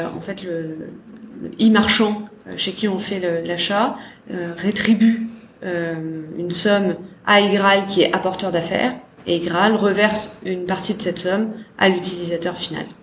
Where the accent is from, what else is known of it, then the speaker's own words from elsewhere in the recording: Salon-de-Provence, Provence-Alpes-Côte d'Azur, France; moved away as an adult; also born or lived in Lyon; J'ai grandi à Salon de Provence. Ouais. Dans le sud de la France